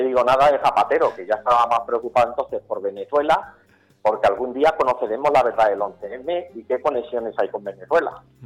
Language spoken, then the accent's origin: Spanish; Campo de Criptana, Castilla-La Mancha, Spain; Yo soy nacido en campo de Cristana, o sea, soy manchego